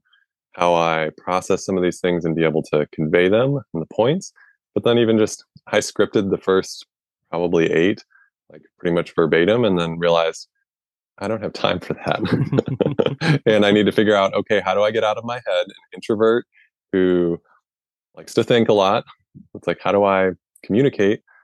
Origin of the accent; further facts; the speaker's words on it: Midwest, United States; So I grew up in the Midwest